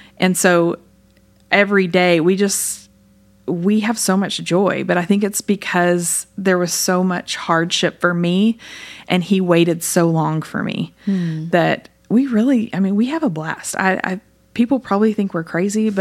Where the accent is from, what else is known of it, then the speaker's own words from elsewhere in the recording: Lubbock, Texas, United States; I grew up here in Lubbock